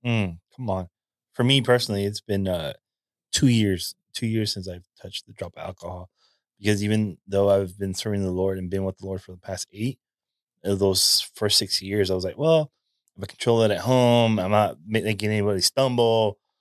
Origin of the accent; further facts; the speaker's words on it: California, United States; a native Californian